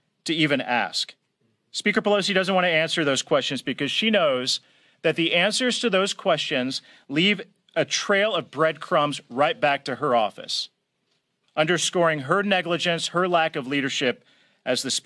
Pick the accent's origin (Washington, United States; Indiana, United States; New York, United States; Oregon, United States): Indiana, United States; Columbia City; my hometown in Columbia City, Indiana